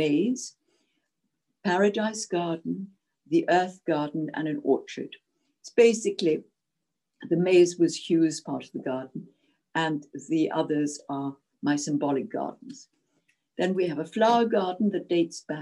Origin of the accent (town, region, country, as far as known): Zimbabwe; born or raised there; first language Czech; English is a second language; moved away as an adult; also born or lived in Czechoslovakia / Cawdor, Scotland; now in Scotland, United Kingdom